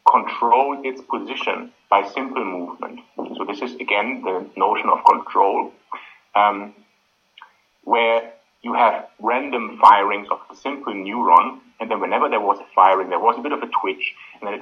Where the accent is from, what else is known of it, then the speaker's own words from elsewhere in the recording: Australia; I'm from Australia